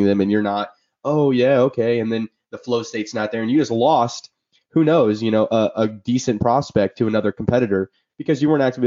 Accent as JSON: {"language": "English", "region": "Illinois", "country": "United States", "moved": "yes", "said": "I'm from Illinois, Midwest boys"}